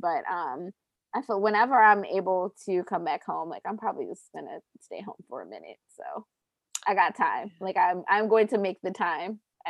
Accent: Baltimore, Maryland, United States; now in Los Angeles, United States; means that I've lived in LA longer than I lived in Baltimore, but I'll still never be from LA.

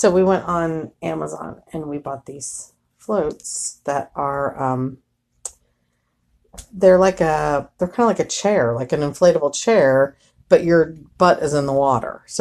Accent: Cincinnati, Ohio, United States; Which we will still go there because I'm from Cincinnati

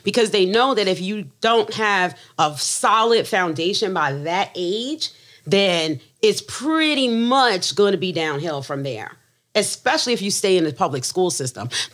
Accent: the North, United States; first language English; moved away; I'm from up north

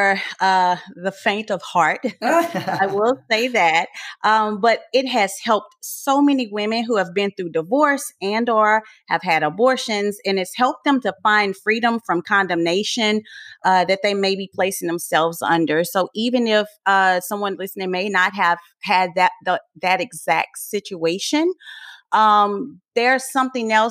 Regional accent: Port Arthur, Texas, United States; moved away; also born or lived in Louisiana / Florida / New York; I am originally from Port Arthur, Texas

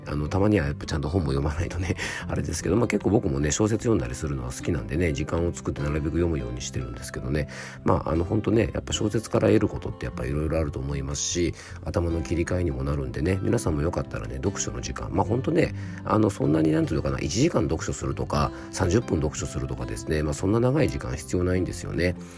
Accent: Fuefuki, Yamanashi, Japan; 僕の地元のあの山梨県の笛吹市のね伊沢町

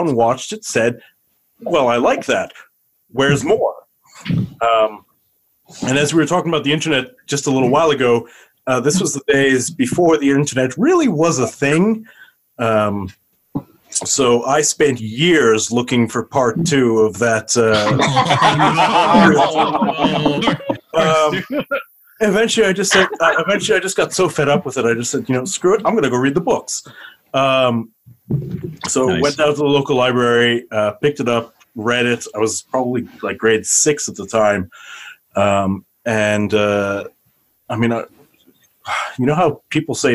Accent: Canada; also born or lived in South Africa; It was just after I moved to Canada, so I was probably about 4 or 5 at the time

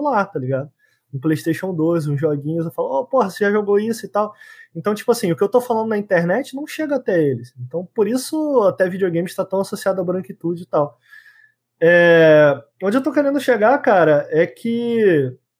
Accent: Brazil; de onde eu vim, galera da favela

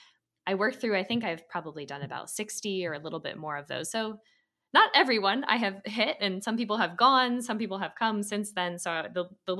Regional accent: Philadelphia, Pennsylvania, United States; also born or lived in San Francisco; now in Washington, D.C., United States; I'm from Philly originally

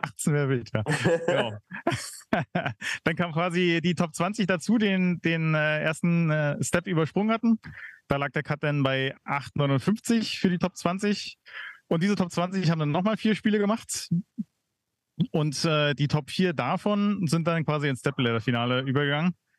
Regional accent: Berlin, Germany; ich als Berliner

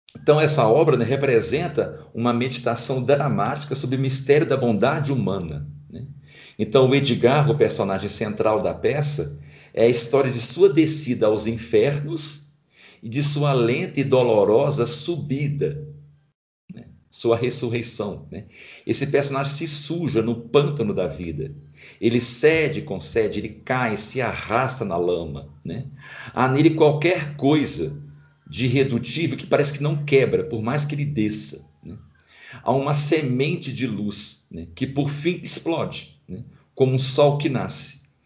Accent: Brazil; nós como brasileiros

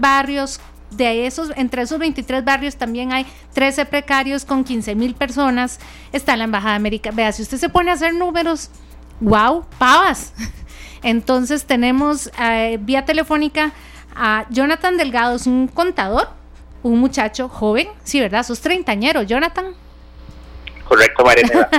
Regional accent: Heredia, Costa Rica; los heredianos también estamos

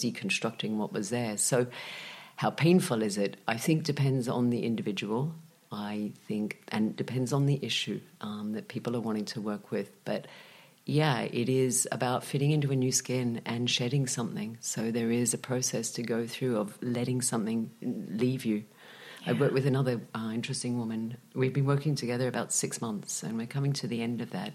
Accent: Australia; moved away as an adult; now in Malaga, Spain; when I was young, growing up in Australia with a Czech father

